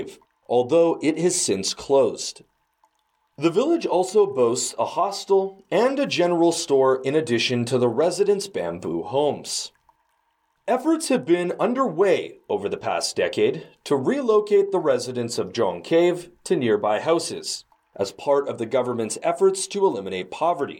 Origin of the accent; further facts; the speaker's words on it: Canada; now in China; my home country of Canada